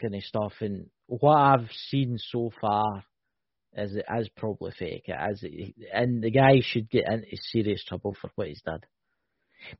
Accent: Scotland, United Kingdom; I'm Scottish

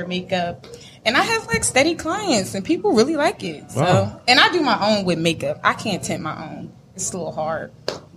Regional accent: Trenton, New Jersey, United States; I was born and raised in Trenton

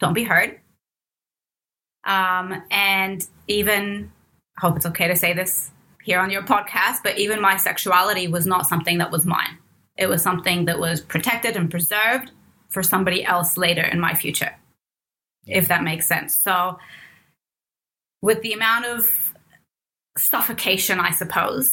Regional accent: Cairo, Cairo Governorate, Egypt; moved away; I was born in Cairo, Egypt, and raised by my mom up until age four when my dad returned from the US

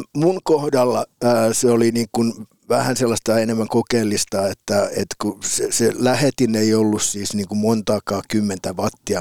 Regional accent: Piikkiö, Southwest Finland, Finland; moved away as an adult; also born or lived in Turku / Helsinki; mä oon syntynyt Turussa

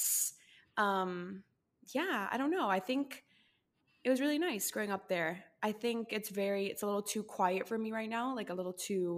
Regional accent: Costa Rica; moved away as an adult; I was born and raised in Costa Rica and lived there until I was like 19.

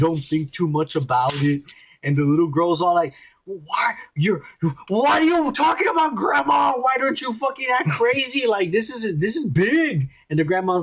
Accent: United States; I'm American all the way.

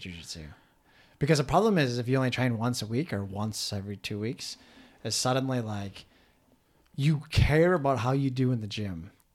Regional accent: Minnesota, United States; also born or lived in South Korea; Minnesotans are much more similar to Canadians than we are

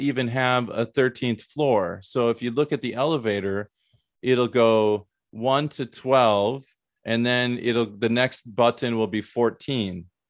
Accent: Midwest, United States; I'm from the Midwest

